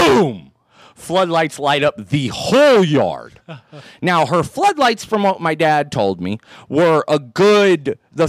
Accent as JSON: {"language": "English", "town": "San Diego", "region": "California", "country": "United States", "said": "I'm from San Diego"}